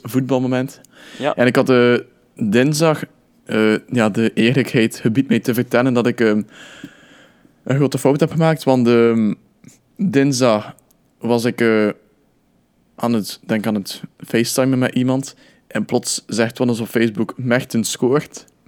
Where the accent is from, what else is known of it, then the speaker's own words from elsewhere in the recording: Belgium; als Belg